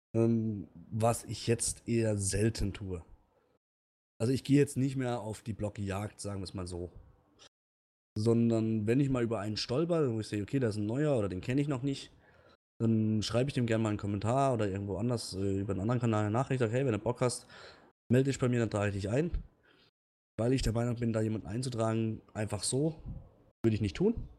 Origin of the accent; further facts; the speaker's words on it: Lörrach, Baden-Württemberg, Germany; moved away; ich komme ja ursprünglich aus Lörrach oder bei Lörrach.